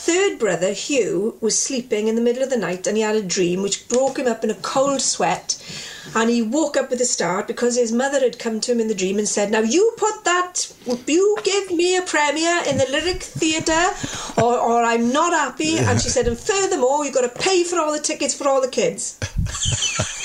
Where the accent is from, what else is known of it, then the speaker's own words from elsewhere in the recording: Welsh, Wales, United Kingdom; as a Welsh person